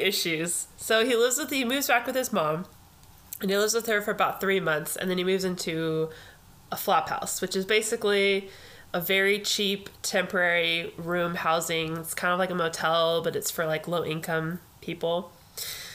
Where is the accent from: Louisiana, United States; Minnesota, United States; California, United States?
California, United States; I'm a Californian all the way through